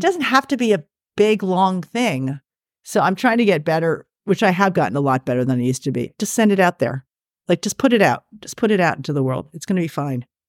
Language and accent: English; New York, United States; it's in New York, which is my hometown.